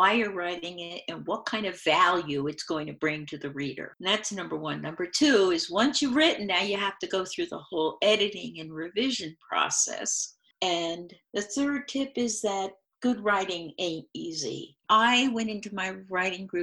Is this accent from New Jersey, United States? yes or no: yes; New Jersey, United States; I was born and raised in New Jersey.